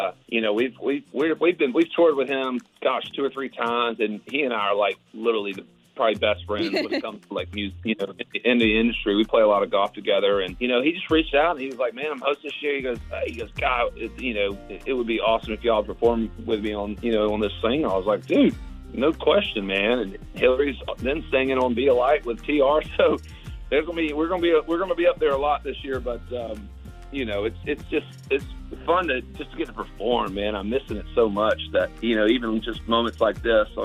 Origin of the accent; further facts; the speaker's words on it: Augusta, Georgia, United States; I'm from Augusta, so from Augusta, Georgia. So it's a big part of my life. And growing up, I used to work at the tournament a lot